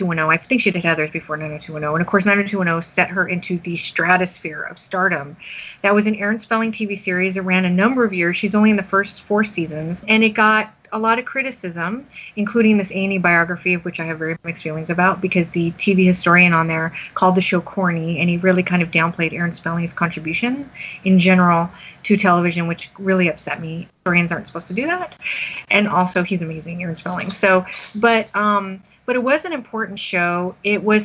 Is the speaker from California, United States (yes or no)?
no; Las Vegas, Nevada, United States; moved away; also born or lived in Los Angeles; I grew up in Las Vegas, but I lived in Los Angeles in the 90s